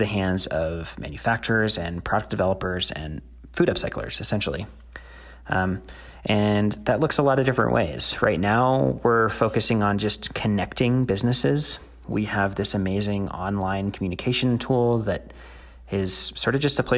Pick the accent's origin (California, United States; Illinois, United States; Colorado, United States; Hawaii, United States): Colorado, United States; Denver; my hometown of Denver